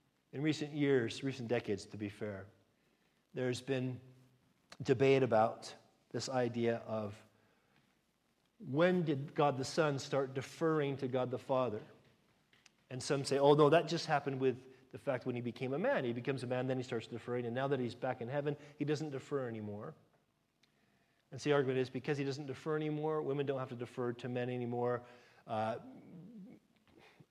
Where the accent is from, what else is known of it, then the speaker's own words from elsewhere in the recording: United States; moved away; as an American